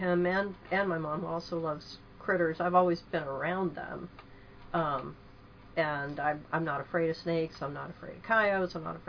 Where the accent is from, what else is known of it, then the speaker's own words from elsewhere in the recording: Arizona, United States; I was a kid growing up in Arizona